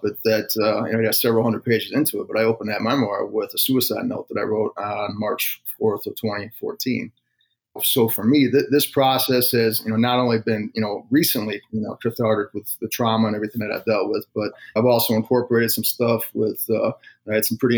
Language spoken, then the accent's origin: English; 45 minutes north of Chicago, Illinois, United States; moved away as an adult; also born or lived in Colorado; I grew up about 45 minutes north of Chicago.